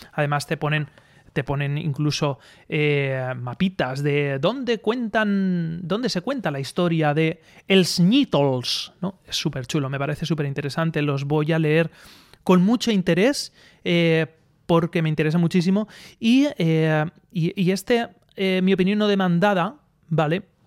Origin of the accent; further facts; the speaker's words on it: Aspe, Valencian Community, Spain; now in Elche, Spain; yo soy de Aspe, de Aspe